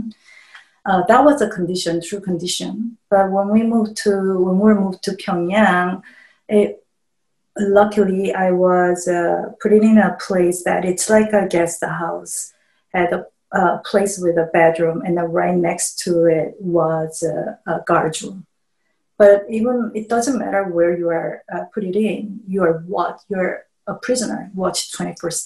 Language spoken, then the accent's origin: English; South Korea; moved away; I grew up in South Korea, so North Korea was always enemy to us.